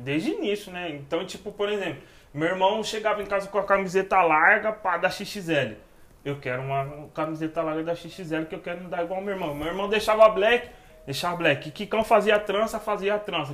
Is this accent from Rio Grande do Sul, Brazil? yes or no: no; São Paulo, Brazil; Vila Mariana, São Paulo. Moro em São Paulo, capital. Nasci na Vila Mariana.